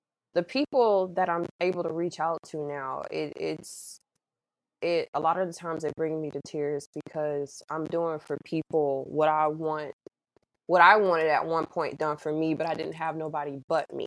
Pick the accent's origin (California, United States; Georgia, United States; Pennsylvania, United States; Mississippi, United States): Mississippi, United States; I was born and raised in Mississippi, so I'm very Southern